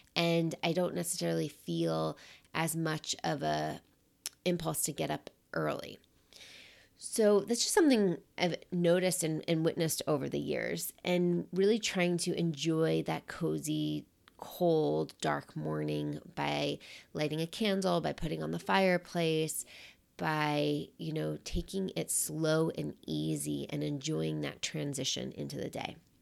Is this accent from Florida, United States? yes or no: no; New York City, New York, United States; moved away as an adult; also born or lived in Michigan; now in Seattle, United States; growing up in New York City, we have winters.